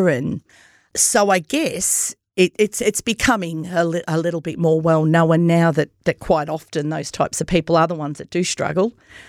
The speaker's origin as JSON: {"language": "English", "town": "Myrtleford", "region": "Victoria", "country": "Australia", "tie": "born or raised there", "said": "So grew up in Myrtleford. I'm one of five children. My parents migrated from Italy."}